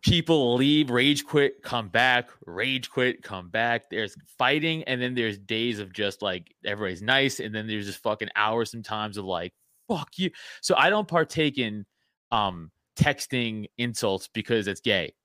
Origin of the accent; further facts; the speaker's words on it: New York City, New York, United States; I'm from Staten Island. We grew up a different way